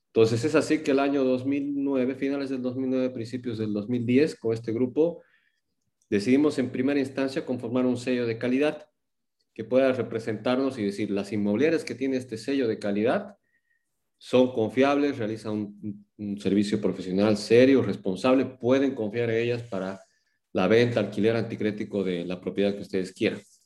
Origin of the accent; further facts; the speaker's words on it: Cochabamba, Bolivia; moved away as an adult; now in Santa Cruz, Bolivia; nací en Cochabamba el 2 de octubre de 1982, estudié en el Colegio La Salle, allá en Cochabamba